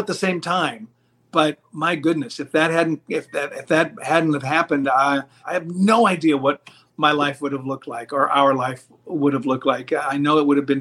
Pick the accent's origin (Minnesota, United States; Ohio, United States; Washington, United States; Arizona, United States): Washington, United States; Seattle; moved away as an adult; also born or lived in New York; now in Los Angeles, United States; I grew up in Seattle